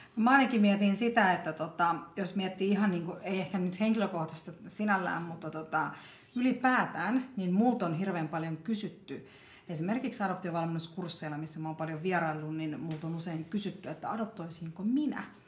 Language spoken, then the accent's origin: Finnish; Finland; also born or lived in South India; mä oon ollut vajaa vuotias, kun mä oon tullut Suomeen kaksi vuotta ja kahdeksan kuukautta